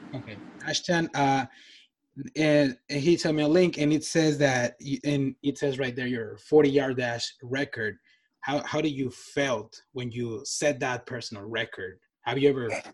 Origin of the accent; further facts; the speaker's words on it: Nogales, Sonora, Mexico; moved away; I'm from um, Mexico. I'm from Nogales.